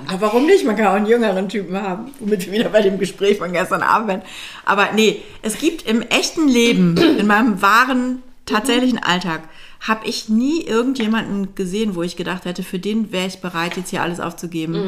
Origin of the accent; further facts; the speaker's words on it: Germany; also born or lived in Milan, Italy; als Deutsche im, in Mailand